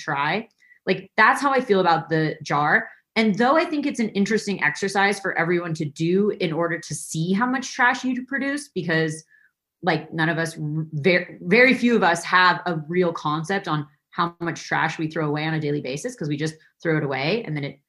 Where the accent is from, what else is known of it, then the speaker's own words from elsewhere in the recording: Santa Fe, New Mexico, United States; I grew up in Santa Fe, New Mexico